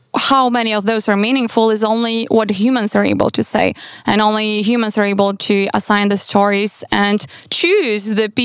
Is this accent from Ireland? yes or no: no; Vilnius, Vilnius County, Lithuania; moved away; also born or lived in Warsaw / Berlin / Vienna; I grew up in Vilnius, but then I moved to Warsaw, and then I lived in Berlin and Vienna.